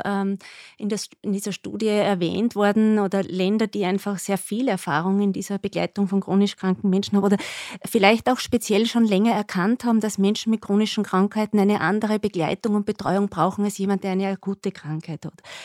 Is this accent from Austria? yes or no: yes; Upper Austria, Austria; also born or lived in Graz; ich komme aus Oberösterreich